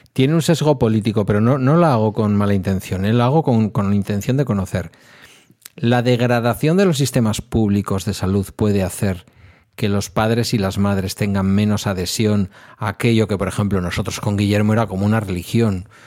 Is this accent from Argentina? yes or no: no; Basque Country, Spain; Como vasco